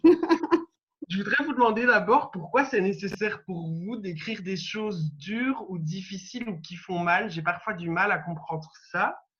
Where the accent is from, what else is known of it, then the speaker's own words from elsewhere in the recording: Belgium; je suis belge. Je suis d'ailleurs en direct de Bruxelles